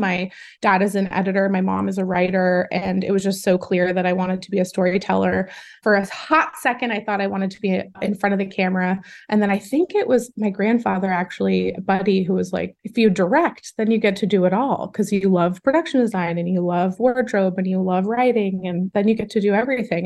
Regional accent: Los Angeles, California, United States; I'm born and raised in Los Angeles, California

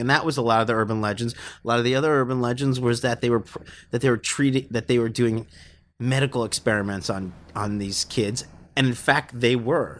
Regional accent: New York City, New York, United States; born or raised there

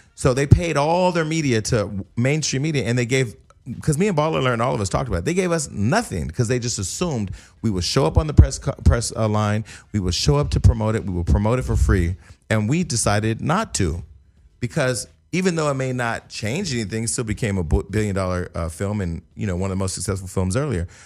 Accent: Stockton, California, United States; my hometown was in the news

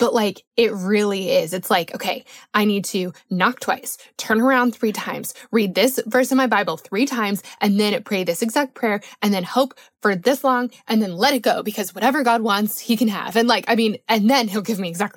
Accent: Colorado, United States; I grew up in Colorado

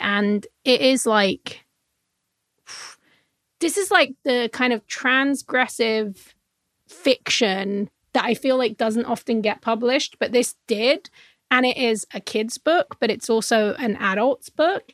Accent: England, United Kingdom; I'm from England

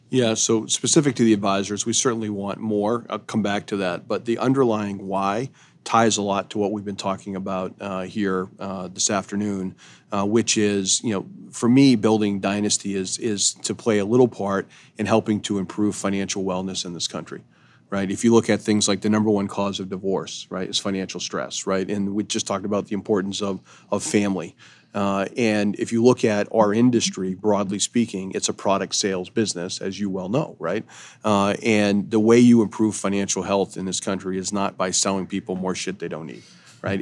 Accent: Eastport, Maine, United States; Eastport is the easternmost point in the United States, happens to be my hometown

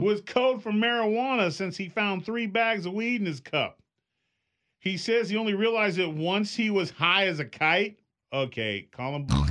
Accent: California, United States; I'm from California

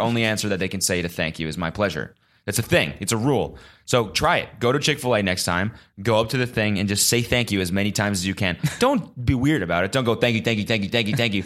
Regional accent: United States; as an American

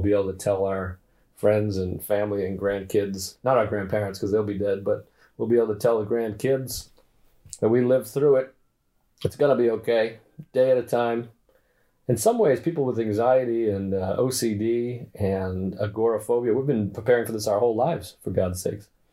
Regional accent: New York, United States; I'm in New York. I'm a New Yorker

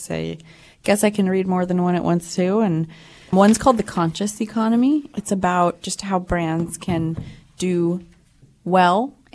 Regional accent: New York, United States; also born or lived in London / Hong Kong; I was born in New York. I was born in Manhattan.

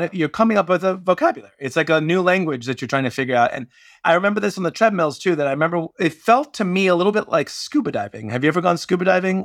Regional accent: Washington, District of Columbia, United States; I grew up in Washington, D C, in the shadow of Discord Records

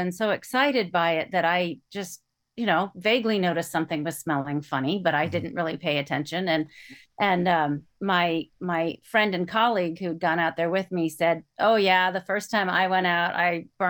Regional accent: Iowa, United States; And so I grew up in Iowa, where there are no volcanoes.

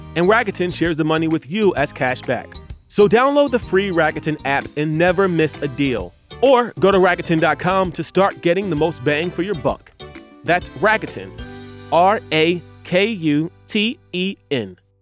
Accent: Philadelphia, Pennsylvania, United States; I'm from Philadelphia

